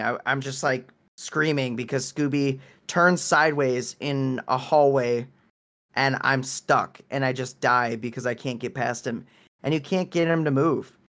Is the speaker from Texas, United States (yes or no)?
no; Wisconsin, United States; moved away; I am from Wisconsin